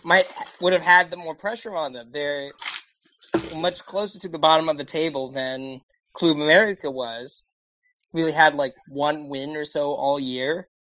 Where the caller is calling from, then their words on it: Annapolis, Maryland, United States; I am calling in from Annapolis, Maryland, on the East Coast.